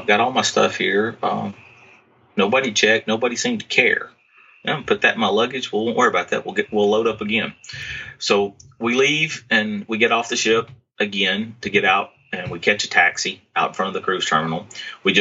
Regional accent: Alabama, United States; I was from Alabama

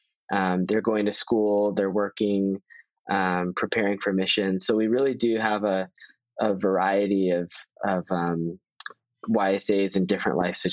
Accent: Virginia, United States; in my ward, I'm a local, I'm from Northern Virginia

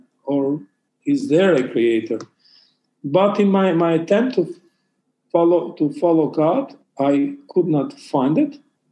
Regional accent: Albania; I am from Albania. Albania is, if you don't know where it is, so it's north of Greece and west of Italy. It's located in Balkan region.

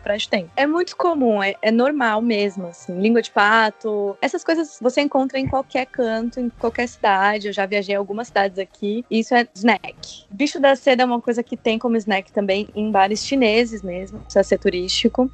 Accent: São Paulo, Brazil; moved away as an adult; also born or lived in London; now in China; Eu sou de São Paulo

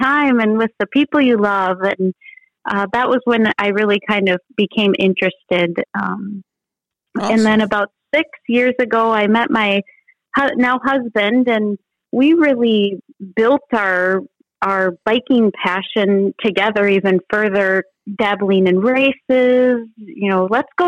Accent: Bloomington, Minnesota, United States; I'm from Bloomington, Minnesota, so a suburb just south of the Twin Cities in Minnesota

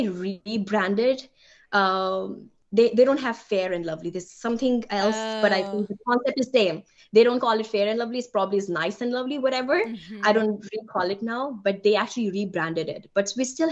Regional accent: India; English is a second language; moved away as an adult; also born or lived in Germany / Delaware, United States; now in Ohio, United States; being an immigrant, being an Indian woman, right? English is not my first language.

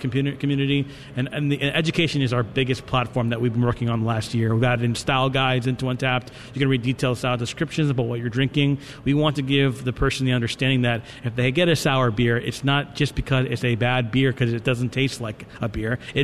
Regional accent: New York, United States; I'm from New York

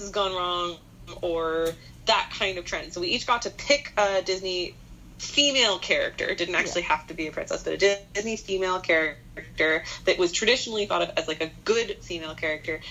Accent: Winnipeg, Manitoba, Canada; growing up in Winnipeg, you're guaranteed, absolutely 100% guaranteed, it will snow on Halloween

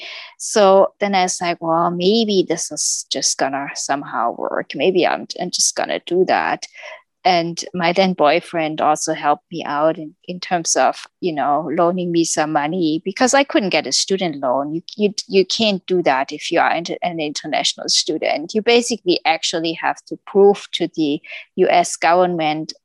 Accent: Germany; moved away as an adult; I came from Germany

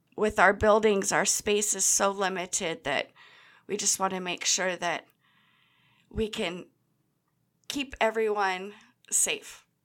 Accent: Grants Pass, Oregon, United States; This Grants Pass branch, I've grown up in the area

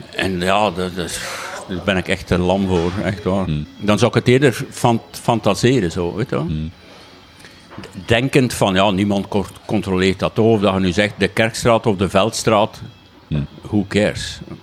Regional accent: Waasland, East Flanders, Belgium; accent: East Flemish, Waasland; mijn Oost-Vlaams, mijn Waaslands accent zit er nog altijd

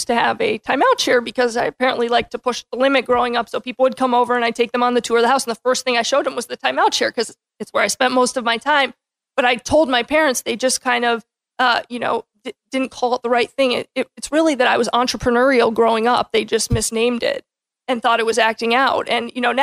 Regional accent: Tampa, Florida, United States; born and raised in Tampa

